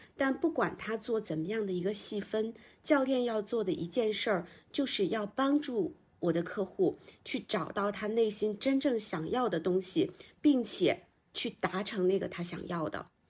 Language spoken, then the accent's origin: Chinese; a small town in northern China, China; moved away as an adult; also born or lived in Beijing; 我是北方小镇出生，然后到北京来读大学，之后我就想要留京，就进到了一家中字头的央企